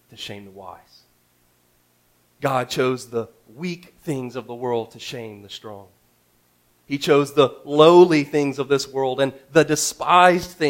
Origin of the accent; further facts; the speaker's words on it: Houston, Texas, United States; Houston just seemed like a really good, like, Houston. I'm from Houston, you know.